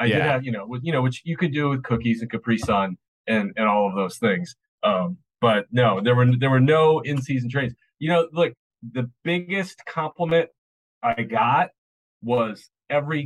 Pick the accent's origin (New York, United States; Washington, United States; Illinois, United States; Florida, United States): Illinois, United States; Chicago; now in Nashville, United States; I'm from Chicago